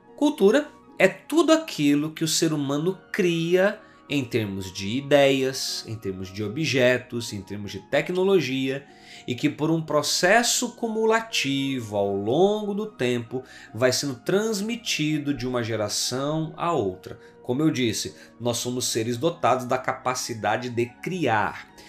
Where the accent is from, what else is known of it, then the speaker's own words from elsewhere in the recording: Brazil; enquanto brasileiros, nós herdamos uma herança cultural